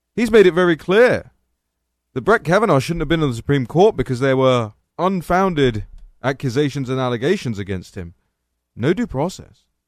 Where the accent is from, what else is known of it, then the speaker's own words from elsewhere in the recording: England, United Kingdom; now in Washington, D.C., United States; I'm English.